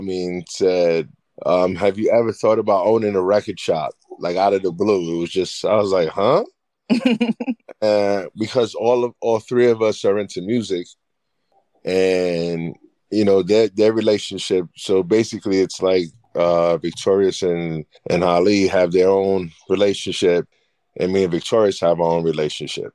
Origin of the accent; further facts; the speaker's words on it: New York City, New York, United States; now in Brewster, United States; I'm originally from the Bronx, but I reside in Brewster, New York.